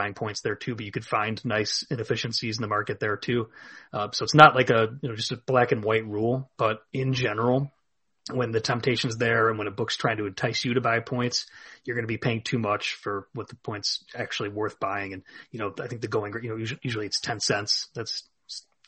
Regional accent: Illinois, United States; here in my home state of Illinois

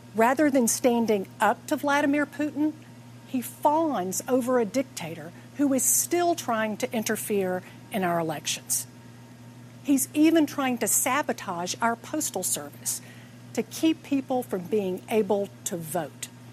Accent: Atlanta, Georgia, United States; I'm here in my hometown of Atlanta

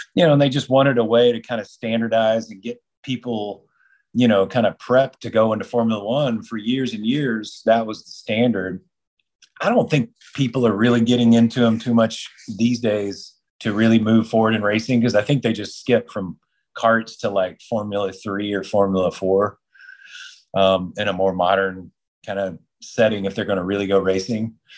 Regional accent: Texas, United States; That was my home state in Texas

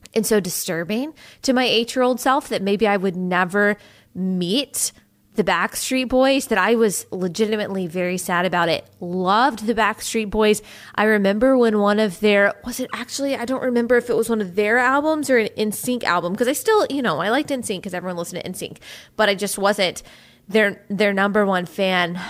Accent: United States; we are to live in the United States of America

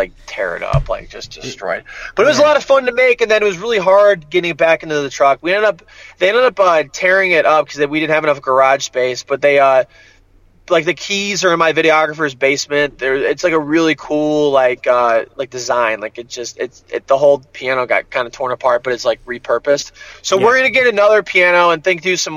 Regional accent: Rocky River, Ohio, United States; I'm from Rocky River

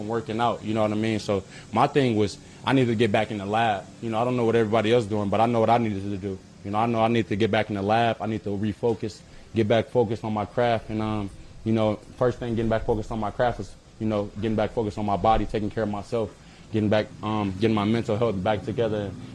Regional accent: Los Angeles, California, United States; moved away; I'm from South Central

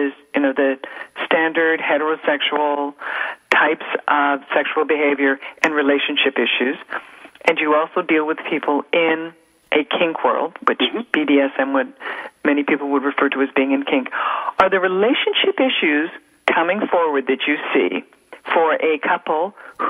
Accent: Canada; being Canadian

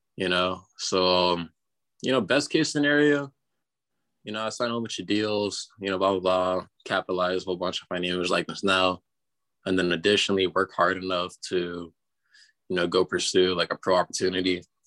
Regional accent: Florida, United States; moved away; I'm from Florida

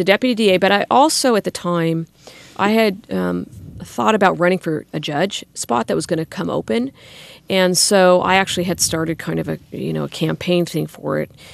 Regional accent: Sacramento, California, United States; grew up in the Arden area went to local schools

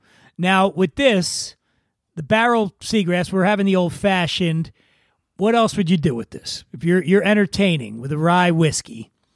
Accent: Philadelphia, Pennsylvania, United States; I'm from Philly.

